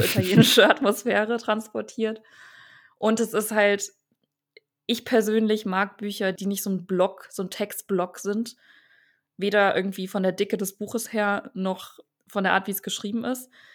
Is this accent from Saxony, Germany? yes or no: yes; Dresden, Saxony, Germany; also born or lived in Verona, Italy; Ich bin in Deutschland geboren